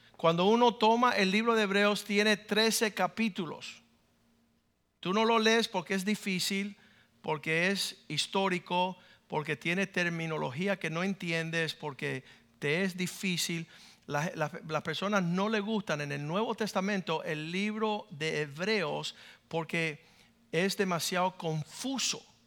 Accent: Cuba; now in United States; Yo soy cubano.

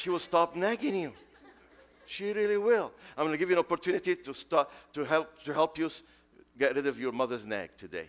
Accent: Beirut, Beirut Governorate, Lebanon; English is a second language; now in United States; I was 17. That's many years ago. Many, many years ago. When this brother missionary came to the streets of Beirut and invited me to go to Sunday school

